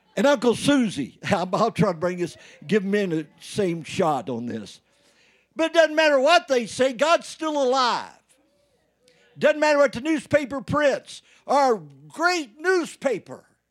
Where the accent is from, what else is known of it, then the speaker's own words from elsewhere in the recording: Indiana, United States; moved away; I went home back in Indiana